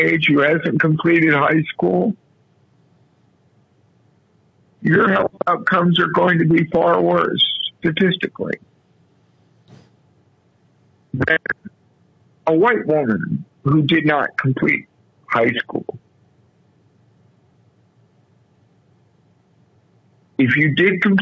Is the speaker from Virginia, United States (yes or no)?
no; Muncie, Indiana, United States; moved away; also born or lived in Texas; I was born in Muncie, Indiana